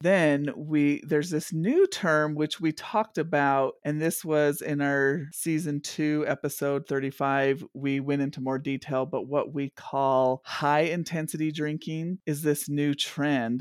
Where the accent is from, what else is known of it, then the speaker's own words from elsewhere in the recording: Intermountain West, United States; also born or lived in East Coast; we're the intermountain on West, and I grew up mostly in this area